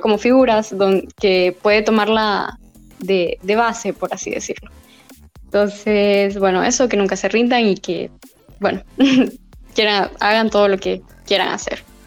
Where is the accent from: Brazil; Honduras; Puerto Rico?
Honduras; La Esperanza, Intibucá; moved away as an adult; now in Tegucigalpa, Honduras; yo soy de la Esperanza Intibucá